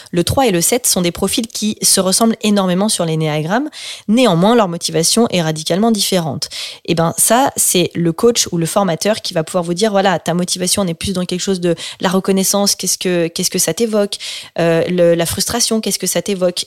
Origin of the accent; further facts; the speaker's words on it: France; moved away; also born or lived in Switzerland; J'étais dans une école en Suisse, et donc moi je suis française.